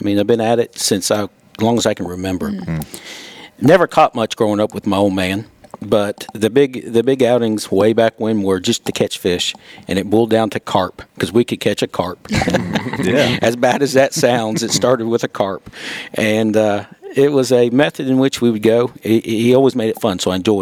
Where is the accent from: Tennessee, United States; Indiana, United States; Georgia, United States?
Tennessee, United States; Johnson City; I grew up in Johnson City. I'm a local boy.